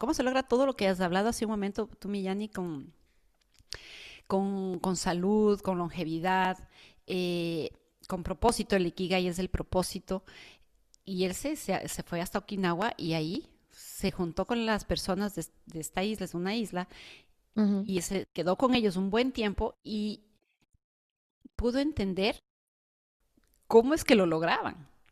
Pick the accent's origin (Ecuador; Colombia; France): Ecuador; now in United States; en mi país, que en Ecuador